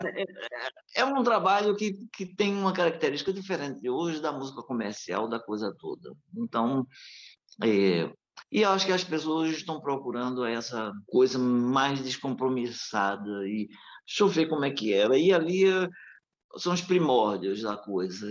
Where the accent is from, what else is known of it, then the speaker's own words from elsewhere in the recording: Northeast Brazil, Brazil; nós nordestinos